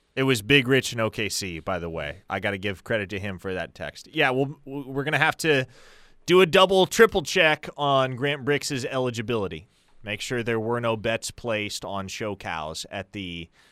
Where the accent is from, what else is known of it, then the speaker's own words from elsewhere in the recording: Omaha, Nebraska, United States; I'm from Nebraska, more specifically from Omaha, which is literally right there on the Iowa border.